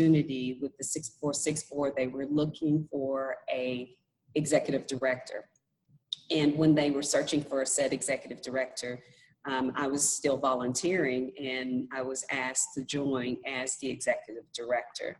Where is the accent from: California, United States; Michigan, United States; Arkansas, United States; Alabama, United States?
Arkansas, United States; Fort Smith; moved away as an adult; come back to Fort Smith, my hometown, where I was born and raised, but I left for about 20 years and decided to come back